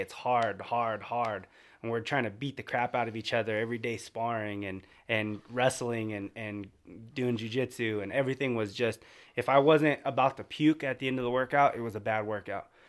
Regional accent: California, United States

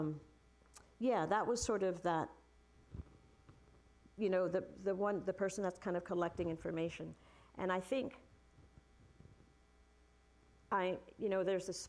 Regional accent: New York City, New York, United States; my childhood, growing up in Brooklyn during the 70s

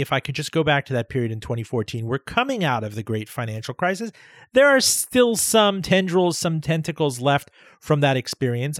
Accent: Miami, Florida, United States; moved away; Miami, Florida, uh, my hometown where we grew up together

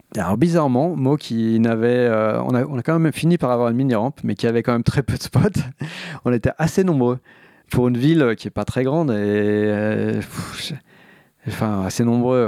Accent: Barcy, Île-de-France, France; j'ai grandi à Barcy, qui est un village de 250 habitants

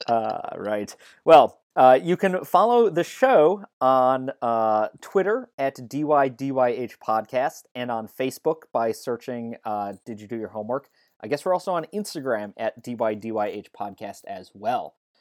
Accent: Chicago, Illinois, United States; growing up in Chicago then

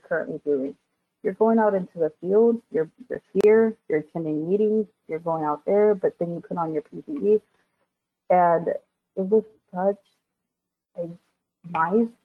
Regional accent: Texas, United States; I'm from Texas, or I, you know, I was raised here in Texas

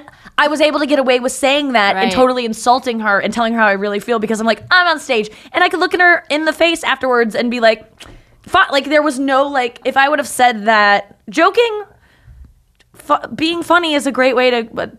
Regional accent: St. Louis, Missouri, United States; St. Louis.

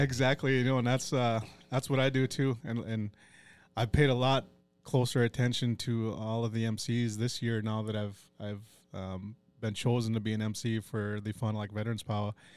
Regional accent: Brookston, Minnesota, United States; also born or lived in Duluth, Minnesota / White Earth Reservation, Minnesota / Cloquet, Minnesota; I'm, uh, born and raised in Brookston once I come to Fond du Lac, and I call that place home

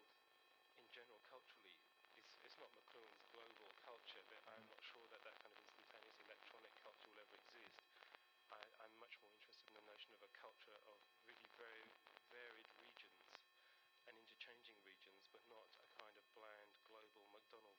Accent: England, United Kingdom; moved away; I grew up in England

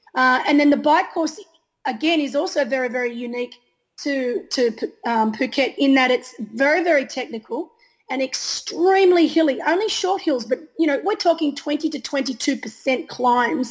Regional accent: Australia; being an Australian

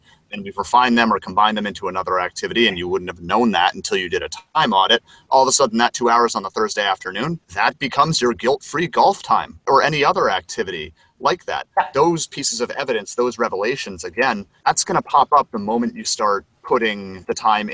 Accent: Vermont, United States; moved away; my hometown in Vermont

